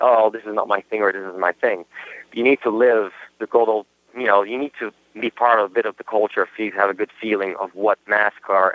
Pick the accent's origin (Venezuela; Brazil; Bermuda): Brazil; first language Portuguese; English is a second language; also born or lived in Germany; now in United States; I know I wasn't even born in Brazil, to be honest. I was born in Germany, but my culture is pretty Brazilian. I was brought up in Brazil from my father, and it's my first language